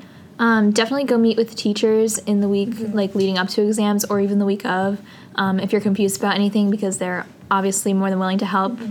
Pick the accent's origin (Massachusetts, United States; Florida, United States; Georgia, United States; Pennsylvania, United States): Pennsylvania, United States; Allentown; I'm from Allentown, Pennsylvania, and I'm a junior